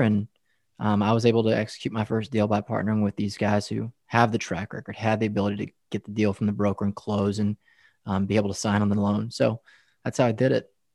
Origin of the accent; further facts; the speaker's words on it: West Texas, United States; moved away as an adult; also born or lived in Denver, Colorado / Lubbock; now in Dallas, United States; I grew up in West Texas, farmers, cotton fields, oil field workers